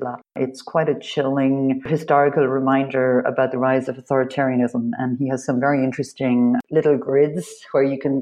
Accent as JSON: {"language": "English", "country": "Ireland", "said": "I'm Irish."}